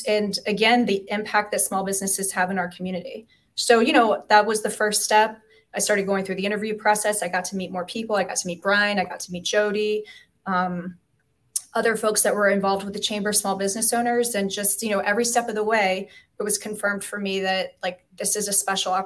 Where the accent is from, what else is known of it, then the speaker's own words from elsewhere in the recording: Hampton, Virginia, United States; moved away; I grew up in Hampton